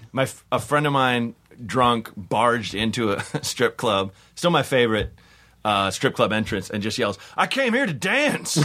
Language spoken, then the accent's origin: English; Portland, United States; I'm from Portland